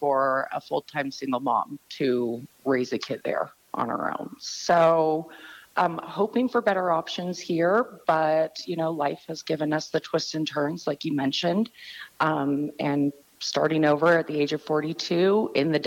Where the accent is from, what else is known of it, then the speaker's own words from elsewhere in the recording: San Francisco Bay Area, California, United States; moved away as an adult; now in Phoenix, United States; I was born and raised Bay Area